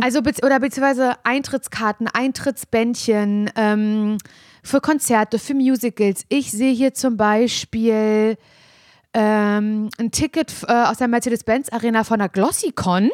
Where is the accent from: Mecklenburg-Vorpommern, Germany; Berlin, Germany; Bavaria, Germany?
Mecklenburg-Vorpommern, Germany; Parchim; moved away; hier sitze ich halt als ein im Jugendschreibtisch in Parchim in meiner Heimatstadt